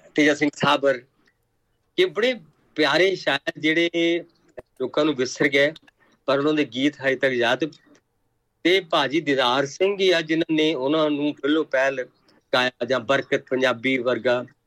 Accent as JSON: {"language": "Punjabi", "town": "Patar Kalan", "region": "Punjab", "country": "India", "tie": "born or raised there", "said": "ਸਾਡੇ ਪਿੰਡ ਪੱਤਰ ਕਲਾਂ"}